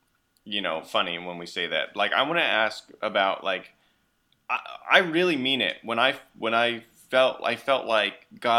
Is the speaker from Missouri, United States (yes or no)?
yes; Missouri, United States; now in New York, United States; Because I came from Missouri to New York